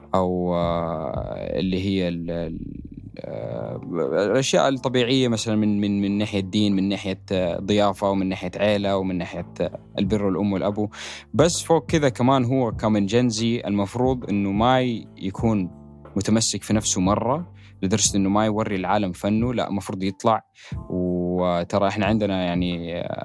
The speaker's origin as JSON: {"language": "Arabic", "town": "Jeddah", "region": "Makkah Province", "country": "Saudi Arabia", "tie": "born or raised there", "said": "جده البلده اللي انا تربيت يعني المنطقه اللي انا تربيت فيها في السعوديه جده"}